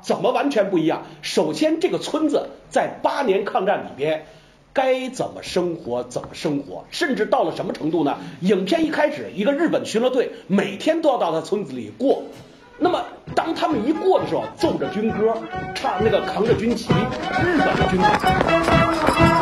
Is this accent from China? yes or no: yes; China; 我们中国